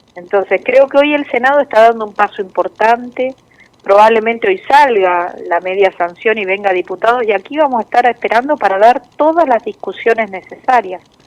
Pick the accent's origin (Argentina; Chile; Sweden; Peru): Argentina; como los argentinos sabemos